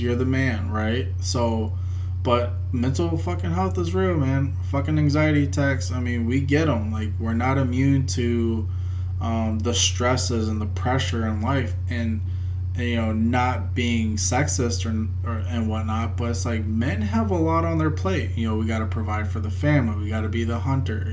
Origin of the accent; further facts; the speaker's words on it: United States; we're Americans